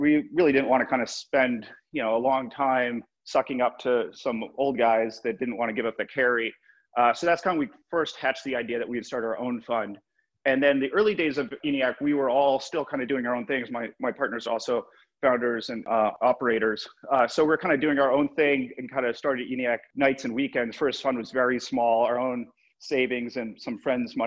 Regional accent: Boston, Massachusetts, United States; moved away as an adult; now in New York, United States; I love Boston as my hometown

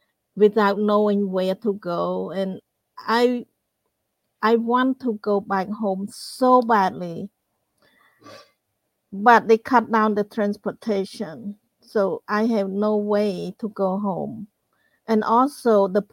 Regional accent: Cambodia; moved away as an adult; also born or lived in Phnom Penh; I grew up in Cambodia in a small town

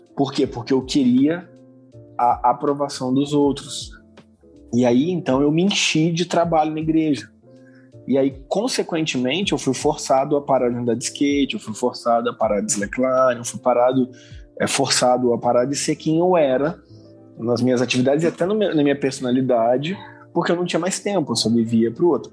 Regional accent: Vila Velha, Espírito Santo, Brazil; eu sou lá natural de Vila Velha

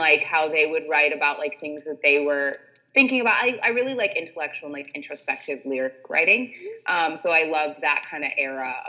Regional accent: Detroit, Michigan, United States; now in Los Angeles, United States; I was raised in Detroit and then I moved out

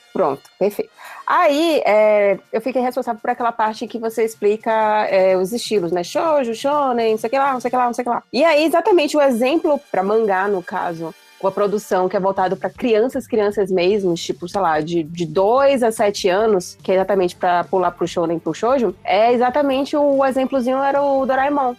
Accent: Salvador, Bahia, Brazil; now in São Paulo, Brazil; eu sou de Salvador, tô agora aqui em São Paulo

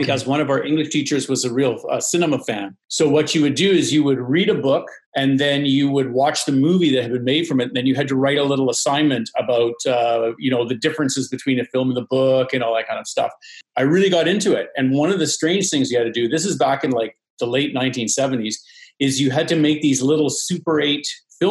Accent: Vancouver, British Columbia, Canada; moved away as an adult; also born or lived in Toronto; I grew up in Vancouver on the West Coast.

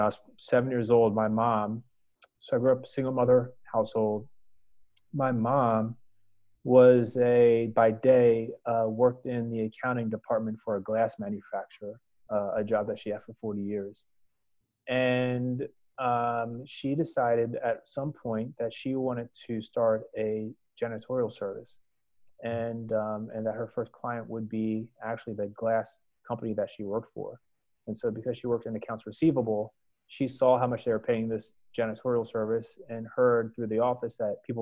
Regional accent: outside Philadelphia, New Jersey, United States; moved away as an adult; also born or lived in Annapolis, Maryland; I am originally from Philadelphia, or outside of Philadelphia in South Jersey.

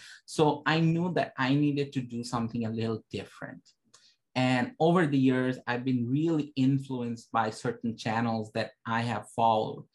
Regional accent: Toronto, Ontario, Canada; I'm from Toronto, Canada.

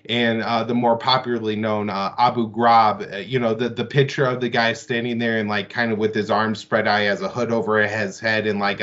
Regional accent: St. Louis, Missouri, United States; I grew up in St. Louis

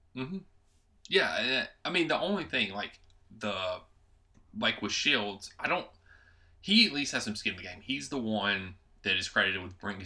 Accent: United States; I'm an American

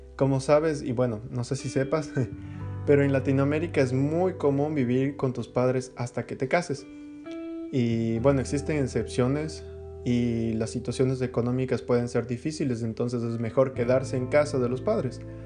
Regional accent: Quito, Pichincha, Ecuador; moved away as an adult; soy ecuatoriano, eh, nací en Quito, en la capital

